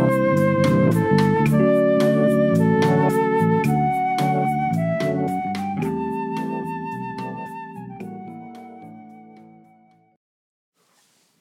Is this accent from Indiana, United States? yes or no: no; Florida, United States; I'm from Florida.